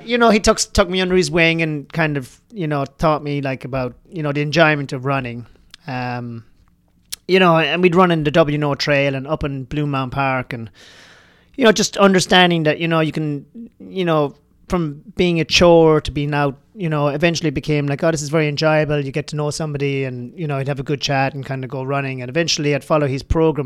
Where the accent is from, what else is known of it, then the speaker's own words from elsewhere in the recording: Ireland; moved away; I grew up in Ireland. Um, you know, I actually grew up on a, a dairy farm in Ireland